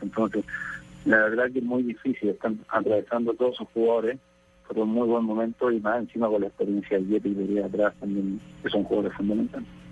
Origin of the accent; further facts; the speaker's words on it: Chile; nosotros como chilenos